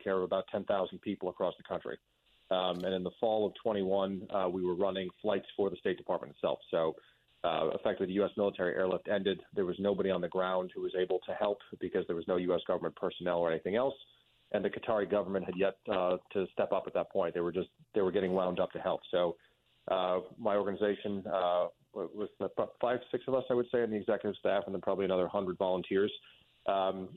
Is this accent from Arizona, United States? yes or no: no; Mamaroneck, New York, United States; moved away as an adult; also born or lived in Washington, D.C. / Fairfield County, Connecticut; now in Connecticut, United States; I grew up in Mamaroneck in Westchester